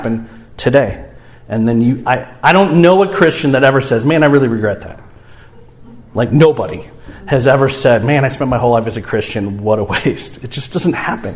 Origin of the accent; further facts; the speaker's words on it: St. Louis, Missouri, United States; I grew up in St. Louis